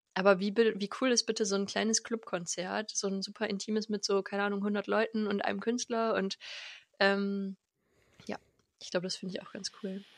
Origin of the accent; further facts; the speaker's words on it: Lengerich, North Rhine-Westphalia, Germany; also born or lived in Bad Nenndorf / France; now in Hanover, Germany; Ich komme aus, aus Lengerich, da sind meine Eltern und meine Family